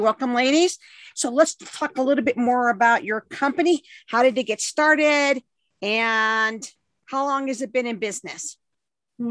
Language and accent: English; Southern California, United States; growing up in Southern California